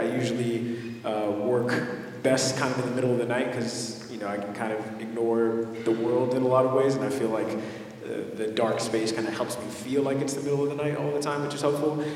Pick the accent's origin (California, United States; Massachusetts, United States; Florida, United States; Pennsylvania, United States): California, United States; Los Angeles; I grew up in mid city